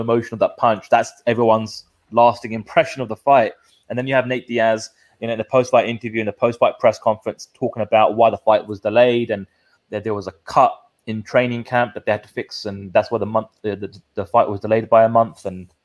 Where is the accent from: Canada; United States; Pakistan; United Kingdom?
United Kingdom; We are the Brit pack